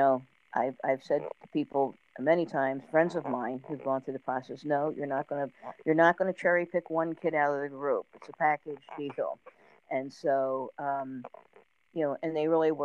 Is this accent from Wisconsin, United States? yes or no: no; New Jersey, United States; I grew up in South Jersey